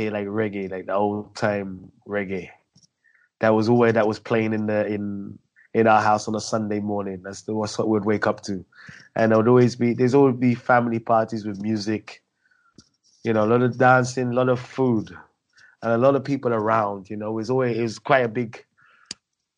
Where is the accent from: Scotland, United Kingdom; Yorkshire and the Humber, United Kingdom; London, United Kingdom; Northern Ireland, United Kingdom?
London, United Kingdom; I was born and bred in London